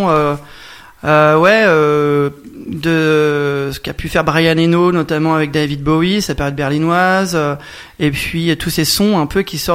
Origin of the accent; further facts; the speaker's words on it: Hauts-de-France, France; ouais, je suis quelqu'un du Nord.